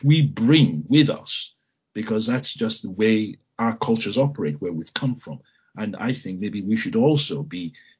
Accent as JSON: {"language": "English", "region": "Lagos", "country": "Nigeria", "tie": "born or raised there", "moved": "as an adult", "lives_now": "United Kingdom", "said": "I was born in Lagos"}